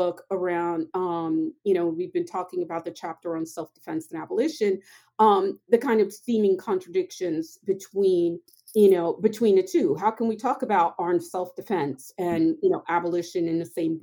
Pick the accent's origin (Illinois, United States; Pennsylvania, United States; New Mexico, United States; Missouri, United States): Pennsylvania, United States; Philadelphia; growing up in Southwest Philadelphia